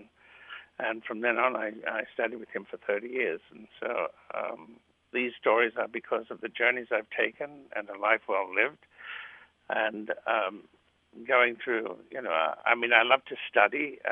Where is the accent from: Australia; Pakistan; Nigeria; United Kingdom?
Australia; first language Greek; English is a second language; now in United States; I was born in Australia, and then I came to America, but I still speak my first language, which was Greek